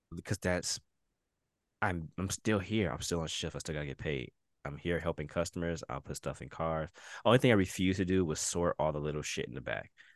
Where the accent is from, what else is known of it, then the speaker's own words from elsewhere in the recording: Detroit, Michigan, United States; moved away; That's Detroit." Yeah. That's where I'm from.